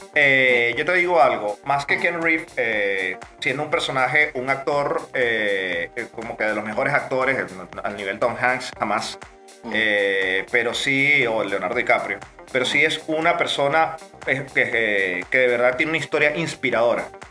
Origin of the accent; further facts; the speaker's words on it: Venezuela; como todo venezolano